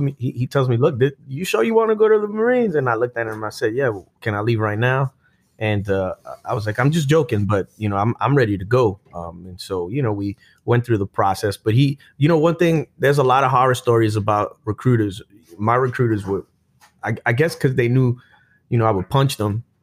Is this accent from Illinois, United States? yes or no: no; Brooklyn, New York, United States; I grew up in Brooklyn, New York, Sunset Park.